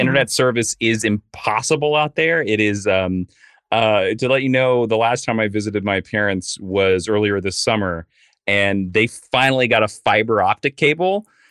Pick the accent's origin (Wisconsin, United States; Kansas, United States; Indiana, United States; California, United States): Kansas, United States; Stark; moved away as an adult; now in Los Angeles, United States; I grew up on a farm two and a half miles east of Stark, Kansas